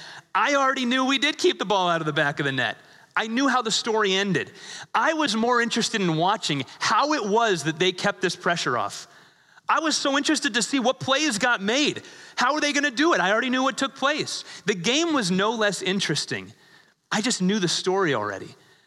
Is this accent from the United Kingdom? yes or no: yes; England, United Kingdom; born there; I was born in England. I think I get a pass on this one. I have a little bit of British blood in me